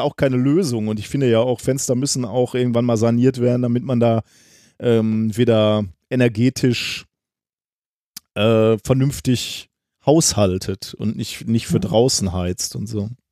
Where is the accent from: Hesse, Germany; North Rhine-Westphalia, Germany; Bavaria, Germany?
North Rhine-Westphalia, Germany; Ruhr area; wir sind an ähnlichen Straßen groß geworden, nämlich klassisch Straßen im, im Ruhrgebiet